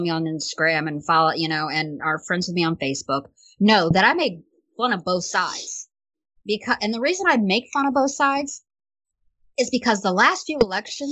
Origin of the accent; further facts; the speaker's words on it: Virginia, United States; moved away as an adult; now in California, United States; my home state. You know, I love Virginia